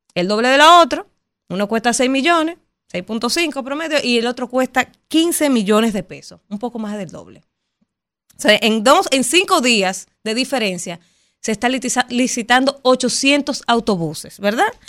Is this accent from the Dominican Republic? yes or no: yes; Dominican Republic; nosotros como dominicanos